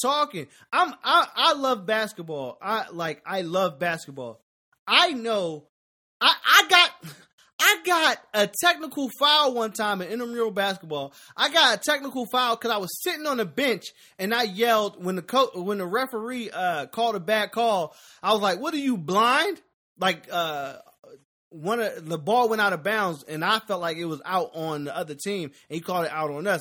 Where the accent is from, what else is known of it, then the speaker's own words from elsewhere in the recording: Philadelphia, Pennsylvania, United States; moved away; I'm from Philly. We lived next door to what happened, and we didn't leave school. Well, I was in the suburbs